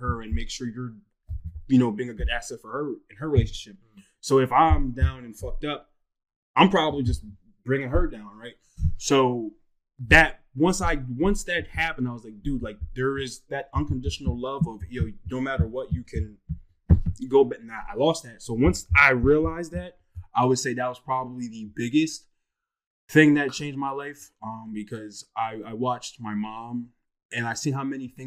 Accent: Bethlehem, Pennsylvania, United States; I'm actually from the Lehigh Valley area, Bethlehem, Pennsylvania

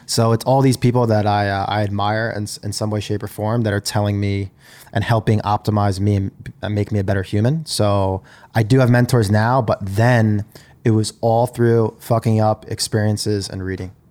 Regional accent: Long Island, New York, United States; I grew up in Long Island in New York.

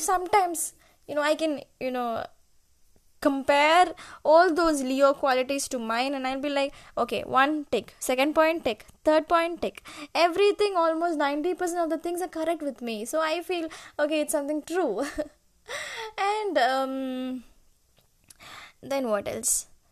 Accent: Kottayam, Kerala, India; English is a second language; also born or lived in Chennai, Tamil Nadu; now in Bangalore, India; I was born in Chennai and I was brought up in Kerala, Kerala, Kottayam.

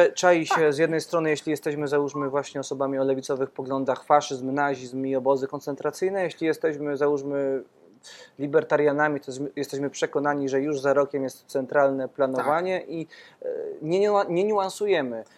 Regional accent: Podkarpacie, Subcarpathian Voivodeship, Poland; ja też z Podkarpacia e, pochodzę

